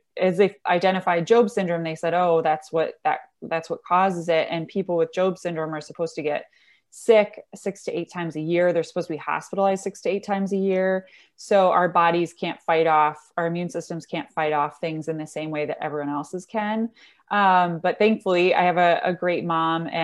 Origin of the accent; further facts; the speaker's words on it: Michigan, United States; moved away as an adult; also born or lived in Dublin, Ireland / Washington, D.C.; born and raised in Michigan, moved around a lot.